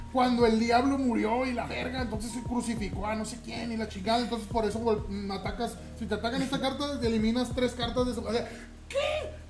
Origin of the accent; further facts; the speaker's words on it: Ciudad Juárez, Chihuahua, Mexico; aquí en Ciudad Juárez, güey, nosotros, como ya hemos comentado, somos de Ciudad Juárez